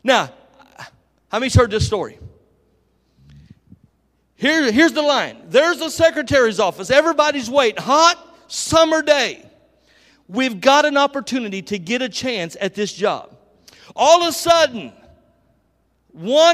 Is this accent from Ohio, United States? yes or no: yes; Dayton, Ohio, United States; But I'm from Dayton, Ohio. I actually live 12 minutes from Dayton International Airport.